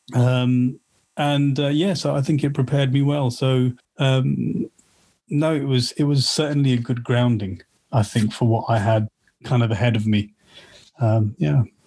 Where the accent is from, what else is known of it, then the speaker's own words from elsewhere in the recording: Slough, South East England, United Kingdom; also born or lived in Watford; I grew up in Slough